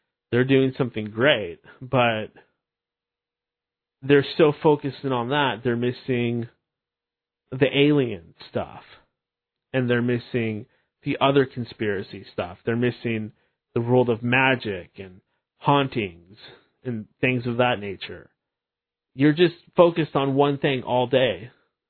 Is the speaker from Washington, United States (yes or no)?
yes; Seattle, Washington, United States; growing up in the Pacific Northwest, in the Seattle area